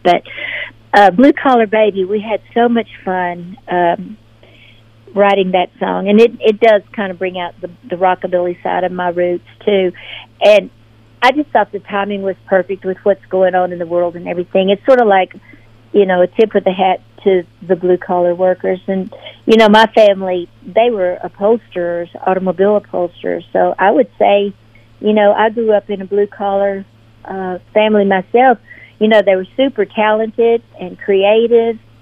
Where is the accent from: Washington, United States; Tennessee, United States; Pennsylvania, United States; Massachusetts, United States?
Tennessee, United States; Memphis; moved away as an adult; now in Nashville, United States; I was born and raised in Memphis